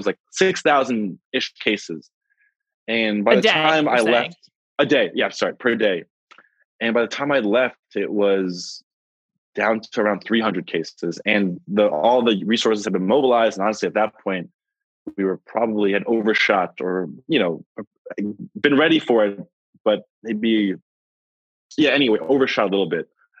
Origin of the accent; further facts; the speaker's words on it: New York, United States; I am from New York, and I am a physician